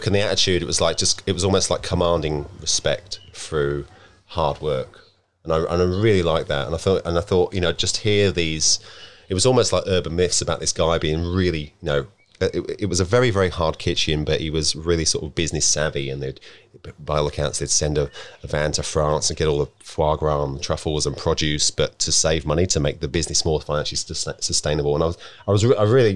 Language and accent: English; Deal, South East England, United Kingdom; moved away as an adult; also born or lived in Sydney, Australia; now in Byron Bay, Australia; my hometown, which is Deal.